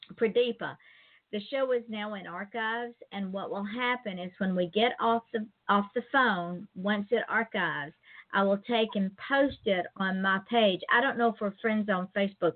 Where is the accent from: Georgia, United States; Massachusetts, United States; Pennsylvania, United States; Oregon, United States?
Georgia, United States; now in Florida, United States; I live in Florida, but I'm originally from Georgia